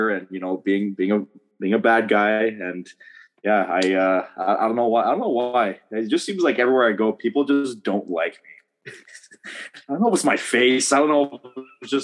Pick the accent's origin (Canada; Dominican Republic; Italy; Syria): Canada; Niagara, Ontario; I'm from Niagara